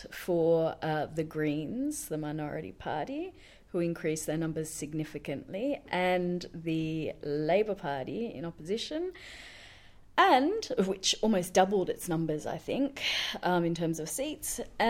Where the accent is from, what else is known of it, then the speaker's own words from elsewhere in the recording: Western Australia, Australia; my home state of West Australia.